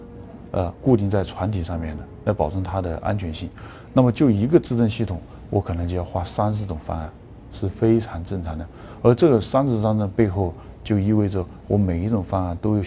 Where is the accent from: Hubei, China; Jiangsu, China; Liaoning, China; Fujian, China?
Hubei, China; Jingzhou; 我是来自于鱼米之乡的荆州，船是小时候见过很多了，呃，但是都是在长江内河跑的船。